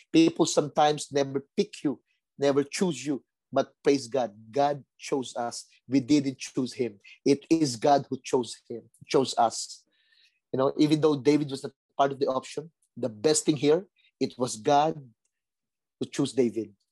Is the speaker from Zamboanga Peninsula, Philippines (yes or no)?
no; Manila, Metro Manila, Philippines; I grew up in Tondo, violent place